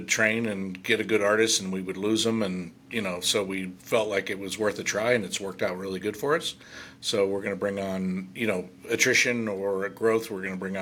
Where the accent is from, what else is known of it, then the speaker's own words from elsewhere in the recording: California, United States; also born or lived in San Jose, California; now in Reno, United States; I moved to Reno is it's real close to my hometown. It's 1,900 people. It's in the California side